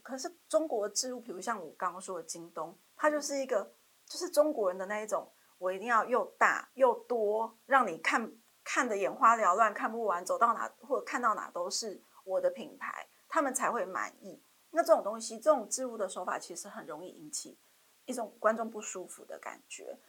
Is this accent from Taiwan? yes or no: yes; Taiwan; 所以我觉得韩剧这个其实也可以让我们台湾做一个参考